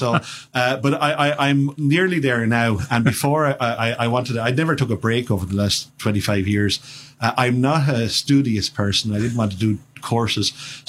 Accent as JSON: {"language": "English", "area": "County Wexford", "region": "Leinster", "country": "Ireland", "tie": "born or raised there", "moved": "yes", "said": "I grew up in County Wexford in Ireland, and I was ordained in 1995."}